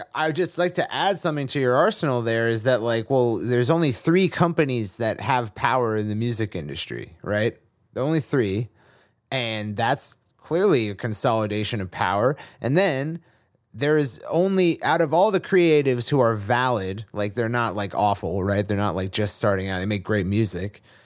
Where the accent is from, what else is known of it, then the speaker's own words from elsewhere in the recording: Massachusetts, United States; I was raised in Massachusetts